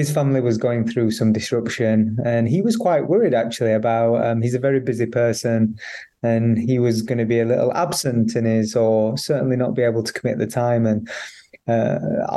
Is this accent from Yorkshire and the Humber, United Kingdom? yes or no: yes; Barnsley, Yorkshire and the Humber, United Kingdom; I grew up in Barnsley